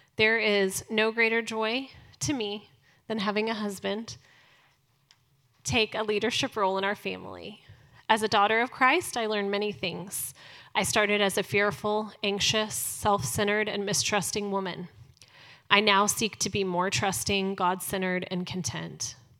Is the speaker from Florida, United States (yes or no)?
no; Dallas, Texas, United States; I was born here in Dallas